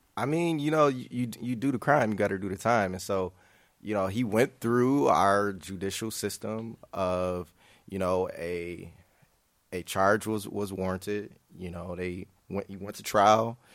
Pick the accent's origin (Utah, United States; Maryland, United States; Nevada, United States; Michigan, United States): Michigan, United States; Grand Rapids; moved away as an adult; now in Chicago, United States; I'm from Grand Rapids, Michigan, but, uh, you know, Chicago is the adopted son. Um, I've been here about, about six and a half, seven years.